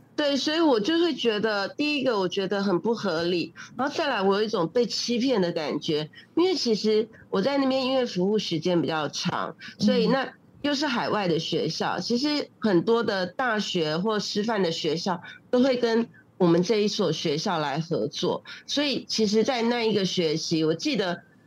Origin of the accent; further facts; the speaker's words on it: Taipei, Taiwan; moved away as an adult; also born or lived in Malaysia; 我是台湾的，呃，台北那边的人，就北部的人